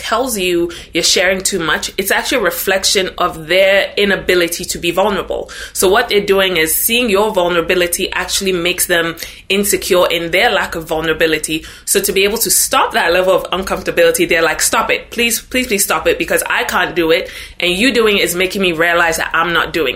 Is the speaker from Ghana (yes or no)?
yes; Ghana; moved away as an adult; now in United States; I'm originally from Ghana. So born and raised in Ghana, moved to the US when I was 18, so about 13 years ago